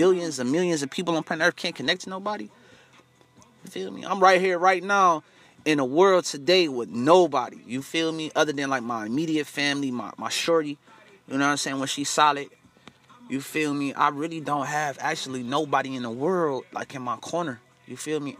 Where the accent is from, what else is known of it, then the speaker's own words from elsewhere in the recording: United States; Us African Americans over here in America